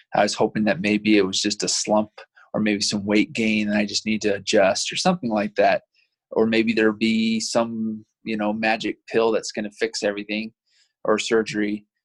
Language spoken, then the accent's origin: English; Provo, Utah, United States; also born or lived in Vernal, Utah; I grew up in Provo, so I've been a Utah boy pretty much my whole life